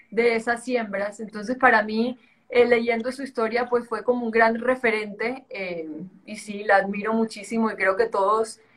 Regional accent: Caribbean coast, Colombia; accent: costeño; also born or lived in Spain; Súper costeño, tú no, tú no lo debes notar, pero mi acento es el equivalente, no sé, a mí, a mí yo viví muchos años en España y me decían que si era de Islas Canarias

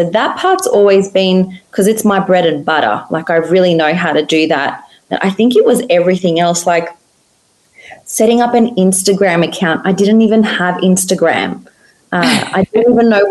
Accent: Australia

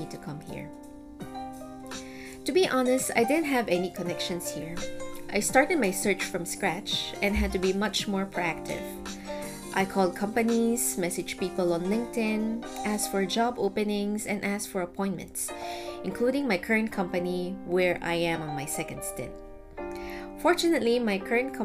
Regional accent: Philippines; moved away as an adult; now in Singapore; my home country, the Philippines

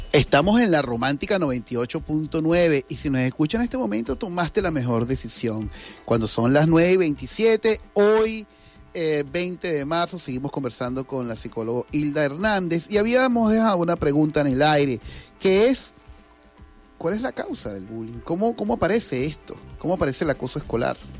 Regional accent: Venezuela; Nosotros los venezolanos

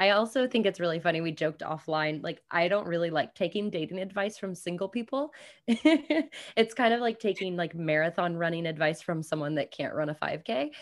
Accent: Kansas City, United States; moved away as an adult; also born or lived in New Zealand; I grew up in Kansas City, but I have been nomadic and working remotely for five plus years

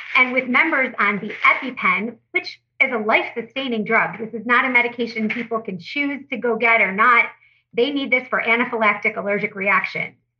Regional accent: Detroit, Michigan, United States; I'm from Detroit

